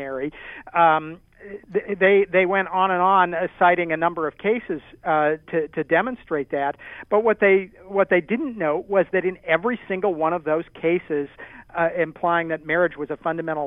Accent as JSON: {"language": "English", "region": "Maryland", "country": "United States", "said": "Maryland, which is my home state"}